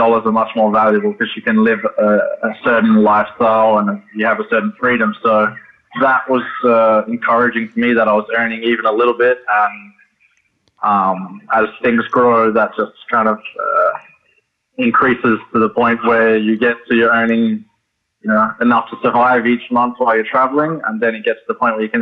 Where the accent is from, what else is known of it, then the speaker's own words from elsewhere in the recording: Adelaide, South Australia, Australia; moved away as an adult; also born or lived in Oregon, United States / Hawaii, United States; I was in Adelaide, Australia, which is my hometown